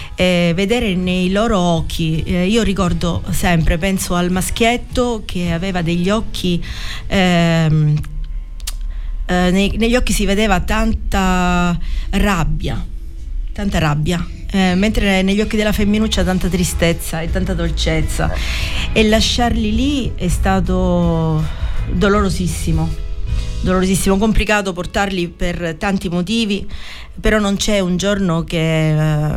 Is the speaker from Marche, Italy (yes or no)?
no; Mandanici, Sicily, Italy; Quando siamo arrivati a Mandanici era estate, era il 14 agosto eh, il mio paese d'estate è, la piazza è pienissima di gente